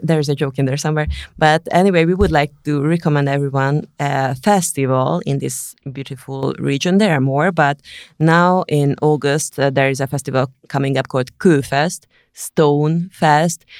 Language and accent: English; Hungary